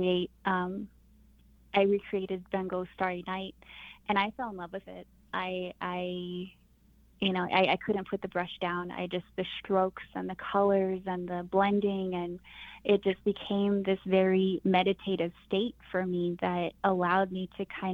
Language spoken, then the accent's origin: English; Crystal, New Mexico, United States; I'm from Crystal, New Mexico.